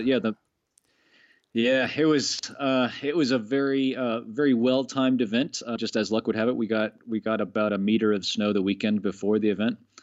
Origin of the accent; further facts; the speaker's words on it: Florida, United States; moved away as an adult; now in Annecy, France; I'm from Florida originally